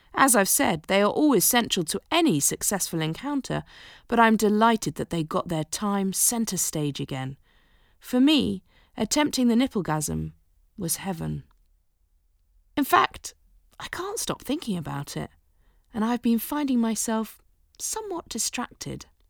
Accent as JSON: {"language": "English", "country": "United Kingdom", "said": "Being British"}